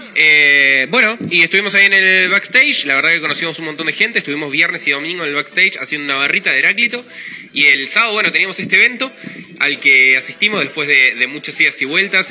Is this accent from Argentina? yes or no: yes; Argentina; acá en Argentina producimos